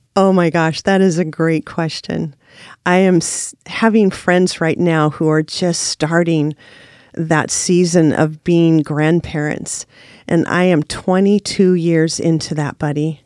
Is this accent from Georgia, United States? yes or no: no; Salem, Oregon, United States; also born or lived in Washington / Costa Rica; I was born in Washington, but I moved to Salem in nineteen seventy, so I really call myself an Oregonian. I graduated from McNary High School